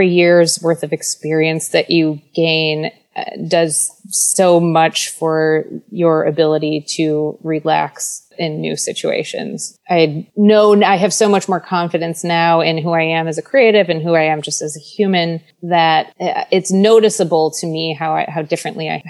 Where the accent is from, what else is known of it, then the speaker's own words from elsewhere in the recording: Midwest, United States; moved away; growing up in the Midwest